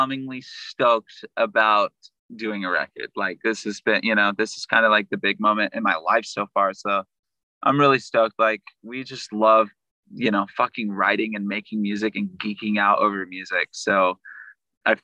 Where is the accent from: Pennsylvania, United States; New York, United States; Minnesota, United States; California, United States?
California, United States; Sacramento; I'm from the Sacramento area